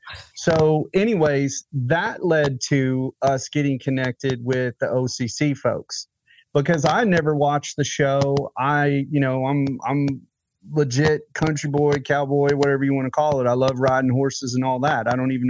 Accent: Nashville, Tennessee, United States; Nashville, Tennessee.

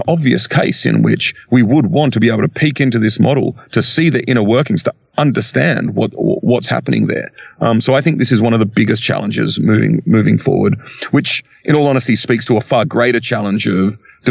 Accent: Australia; I'm Australian

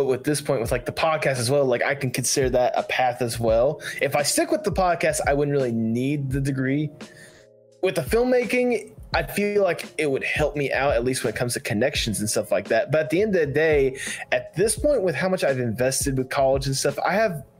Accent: Georgia, United States; I'm not born from Georgia, but I was raised in Georgia, so I consider that my hometown more than anything else.

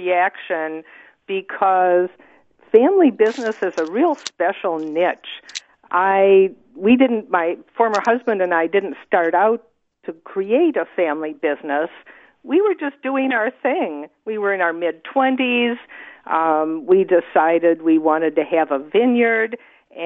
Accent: Wisconsin, United States; now in Oregon, United States; I'd grown up in a, you know, suburban area in the Midwest. I'm from Wisconsin

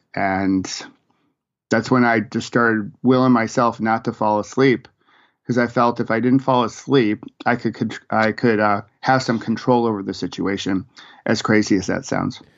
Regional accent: Rochester, New York, United States; moved away as an adult; also born or lived in Virginia; I grew up in Rochester, New York

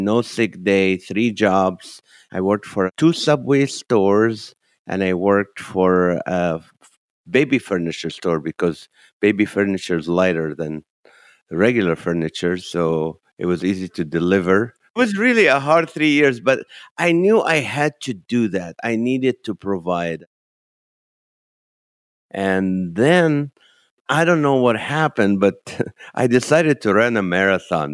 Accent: Kuwait; moved away as an adult; also born or lived in Nazareth, Israel / Toledo, Ohio, United States; now in United States; I was born in the Holy Land in Nazareth, Israel, and grew up in Kuwait and moved to the U.S.

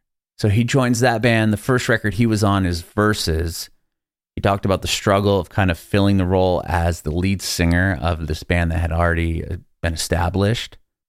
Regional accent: San Diego, California, United States; moved away as an adult; now in Nashville, United States; I'm originally from San Diego, so there was big military presence there.

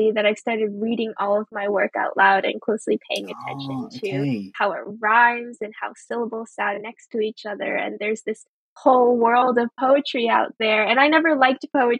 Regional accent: United States; English is a second language; also born or lived in Oxford; my family immigrated to the US when I was very young

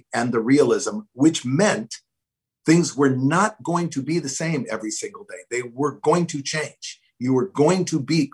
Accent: Hawaiian Islands, United States; moved away; I grew up in the tropics. I grew up in the Hawaiian Islands.

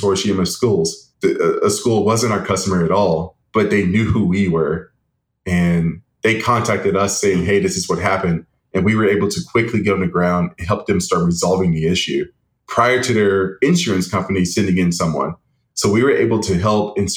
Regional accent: Jackson, Tennessee, United States; now in Wichita, United States; I'm from Jackson, Tennessee.

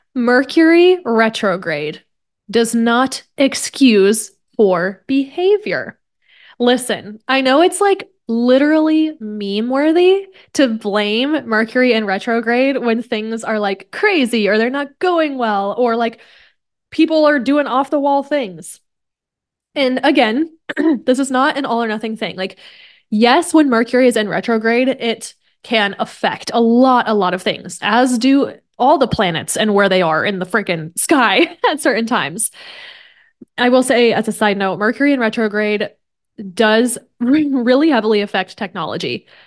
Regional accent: Kansas, United States; now in San Diego, United States; I grew up in Kansas

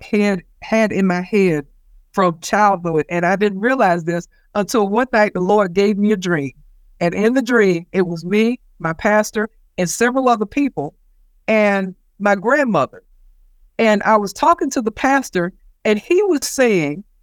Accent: the South, United States; growing up in the South in the 60s, colored people, black people did not have favor

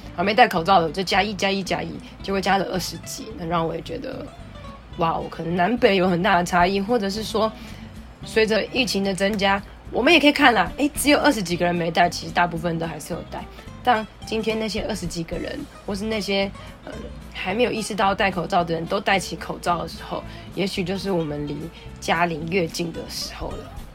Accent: Taiwan; 那我的家乡发生什么事了

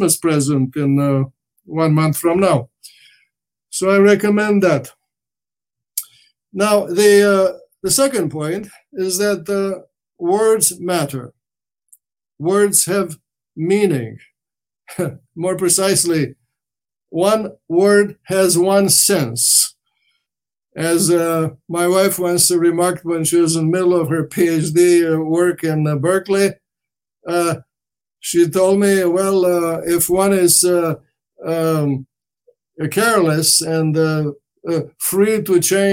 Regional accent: Romania; first language Romanian; English is a second language; moved away; I was brought up in a Romance language called Romanian

